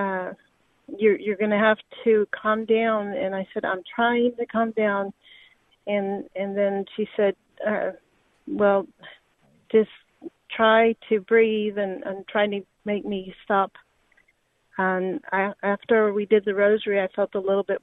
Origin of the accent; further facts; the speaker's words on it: Austin, Texas, United States; now in San Antonio, United States; I'm here in San Antonio, and I'm actually from Austin